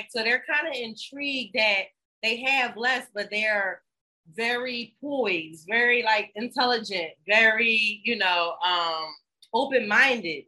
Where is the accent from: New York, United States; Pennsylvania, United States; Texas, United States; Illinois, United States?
Pennsylvania, United States; Philadelphia; moved away as an adult; also born or lived in Washington, District of Columbia, United States; now in Ghana; I'm from Philadelphia and DC